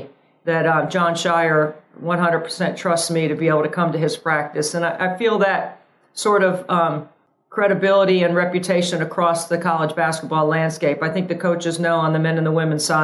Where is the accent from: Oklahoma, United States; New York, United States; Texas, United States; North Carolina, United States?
North Carolina, United States; Tobacco Road; growing up on Tobacco Road, even though I went to NC State